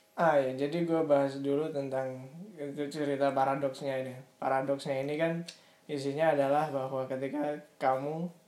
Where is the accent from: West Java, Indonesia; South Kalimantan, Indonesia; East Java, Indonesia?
South Kalimantan, Indonesia; Banjarmasin; gue lahir di Banjarmasin